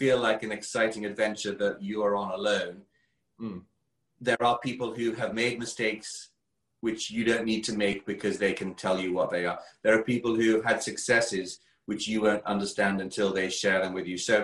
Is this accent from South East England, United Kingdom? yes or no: yes; Kent, South East England, United Kingdom; accent: English; with my English accent all the way from Kent, England